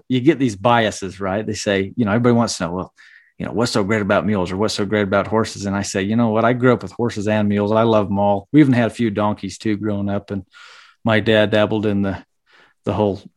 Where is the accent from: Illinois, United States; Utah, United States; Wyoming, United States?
Utah, United States; Fountain Green; I'm from Utah, the central part of Utah